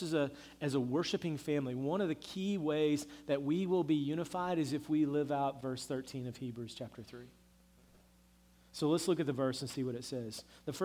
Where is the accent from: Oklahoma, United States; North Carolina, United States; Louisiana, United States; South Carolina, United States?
Oklahoma, United States; growing up in Oklahoma